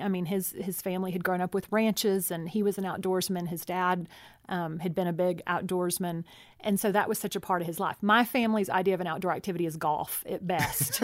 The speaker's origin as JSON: {"language": "English", "region": "Texas", "country": "United States", "tie": "born or raised there", "said": "I grew up in Texas too. I just just had such a different city upbringing."}